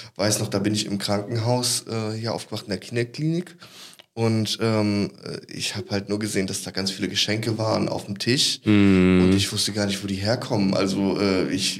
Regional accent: Cologne, North Rhine-Westphalia, Germany; ich komme auch aus Köln

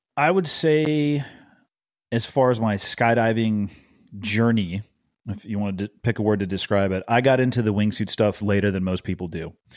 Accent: Santa Cruz, California, United States; I grew up in a surfer town. Uh, it's in the Monterey Bay. It's called Santa Cruz

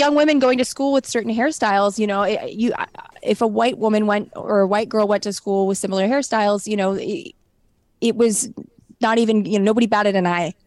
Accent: San Fernando Valley, California, United States; I grew up in the San Fernando Valley

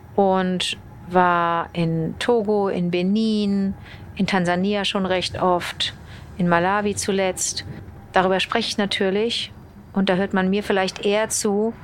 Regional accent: Rhineland, Germany; also born or lived in Montreal, Canada; Meine Heimat ist das lustige Rheinland.

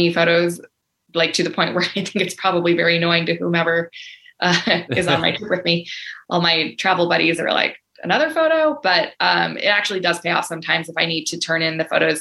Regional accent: United States; as an American traveler with a US passport

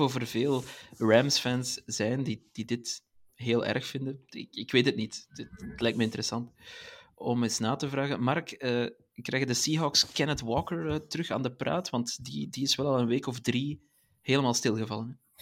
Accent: Belgium; Als Belg

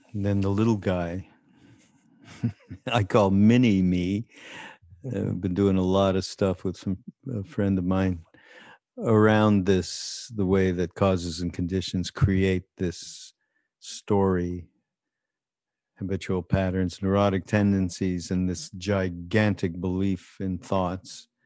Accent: Montreal, Quebec, Canada; I come from, uh, Montreal, so being Canadian

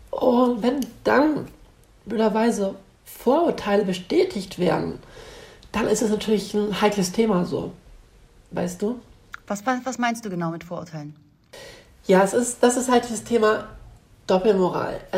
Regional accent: Northern Germany, Germany; ich bin in Norddeutschland aufgewachsen, in ähm, einem ähm, sehr gut situierten und behüteten Vorort einer Stadt an der Ostsee.

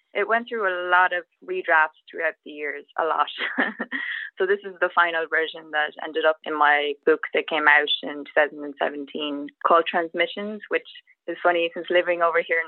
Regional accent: Sligo, Connacht, Ireland; moved away as an adult; also born or lived in Galway, Ireland; now in Atlanta, United States; I lived in Galway City for 14 years before I moved here, and I'm from Sligo.

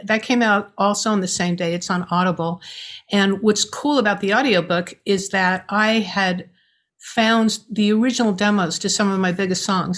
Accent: New York, United States; I'm a New Yorker.

